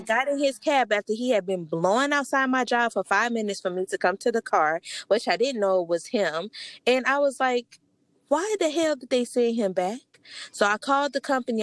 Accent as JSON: {"language": "English", "town": "New Orleans", "region": "Louisiana", "country": "United States", "said": "I'm from New Orleans"}